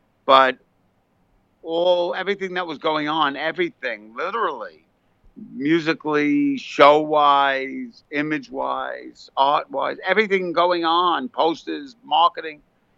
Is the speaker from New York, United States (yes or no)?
yes; New York City, New York, United States; also born or lived in Westchester, New York; now in New Jersey, United States; I was born in the Bronx and I moved to New Jersey from Westchester.